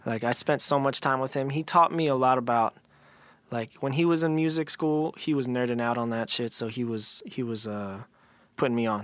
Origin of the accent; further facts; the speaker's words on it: Philadelphia, Pennsylvania, United States; also born or lived in Los Angeles; I was in Philly for, like, first, like, I don't know however many first years of my life, and then my, my family progressively would move into, like, a suburb, like, outside